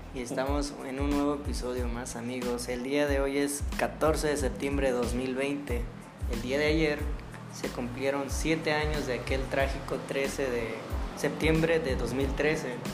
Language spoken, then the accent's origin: Spanish; Tierra Caliente, Mexico; Soy de Tierra Caliente. Ahí escuchamos mucho banda